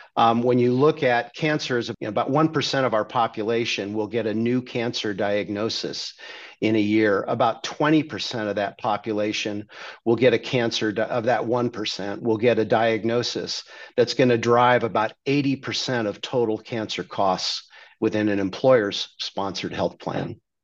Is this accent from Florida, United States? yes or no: no; Redondo Beach, California, United States; now in Dallas, United States; I grew up in Redondo Beach, California